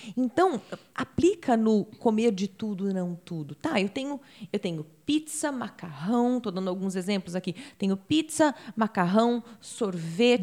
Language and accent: Portuguese; Campinas, São Paulo, Brazil; moved away as an adult; now in United States; eu nasci em Campinas e tenho 38 anos